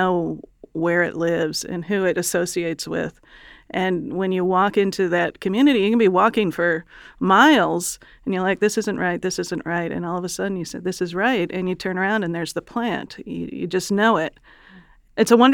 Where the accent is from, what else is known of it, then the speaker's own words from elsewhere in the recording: Chicago, Illinois, United States; I grew up in Chicago